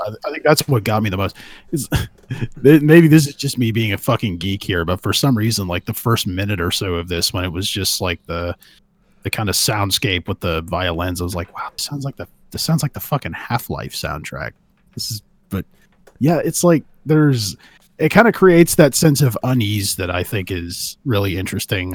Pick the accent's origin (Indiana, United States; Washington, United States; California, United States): California, United States; I'm from California. I'm from the ground zero of meth